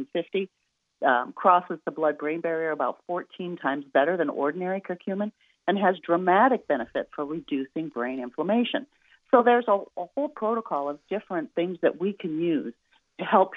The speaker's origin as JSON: {"language": "English", "region": "Midwest", "country": "United States", "said": "I'm from the Midwest, so I'm really cheap"}